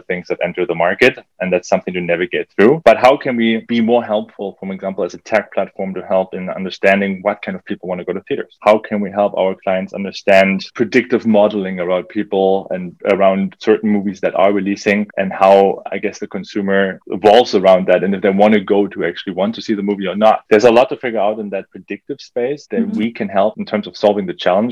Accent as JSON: {"language": "English", "country": "Germany", "tie": "born or raised there", "moved": "yes", "lives_now": "Canada", "said": "I grew up in Germany, a country that's well advanced"}